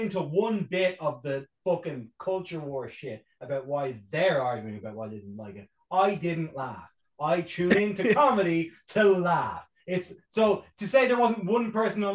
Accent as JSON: {"language": "English", "country": "Ireland", "said": "as an Irish man"}